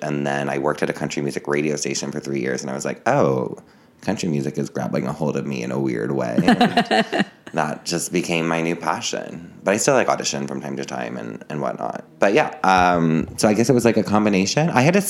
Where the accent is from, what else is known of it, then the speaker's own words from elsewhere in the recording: New Jersey, United States; now in New York, United States; I'm from New Jersey originally, which I try and not mention that often, but I like live in New York.